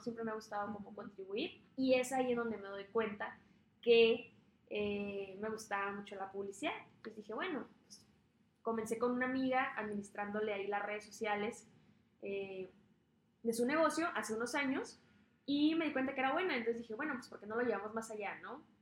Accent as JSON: {"language": "Spanish", "town": "Tijuana", "region": "Baja California", "country": "Mexico", "tie": "born or raised there", "said": "yo soy eh, originalmente tijuanense, eh, toda mi familia es de Sonora, yo soy la mm. única nacida aquí en Tijuana. Este, pero me gusta demasiado, tanto haber crecido aquí en Tijuana"}